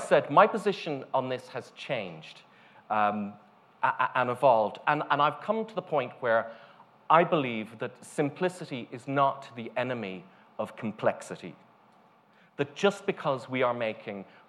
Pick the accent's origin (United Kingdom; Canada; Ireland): Ireland; moved away; also born or lived in United States; Originally, I'm from Ireland, then working here